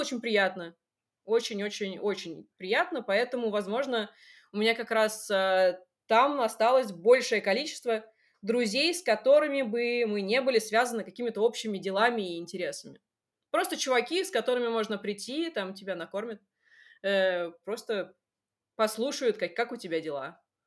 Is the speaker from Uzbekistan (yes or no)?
no; Russia; also born or lived in Seoul, South Korea